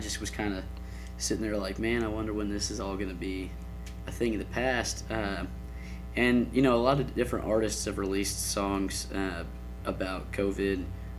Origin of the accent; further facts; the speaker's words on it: Houston, Texas, United States; I'm from Houston, Texas.